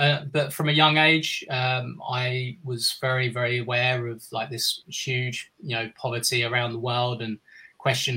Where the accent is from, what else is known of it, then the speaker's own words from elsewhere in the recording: Kingston upon Thames, London, United Kingdom; I was born in 1979 in Kingston-upon-Thames, which is just on the outskirts of southwest London, near Wimbledon, where people will be familiar with the tennis, and that's actually where I've been living like most of my life